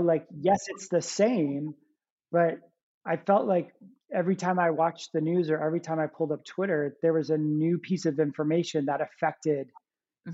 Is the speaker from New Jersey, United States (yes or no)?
yes; New Jersey, United States; I grew up in New Jersey, uh, right outside of New York City, uh, about maybe like 20 minutes outside of the city